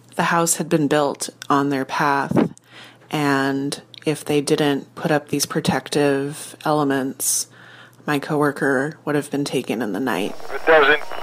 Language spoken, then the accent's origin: English; Hawaii, United States; I was born and raised in Hawaii.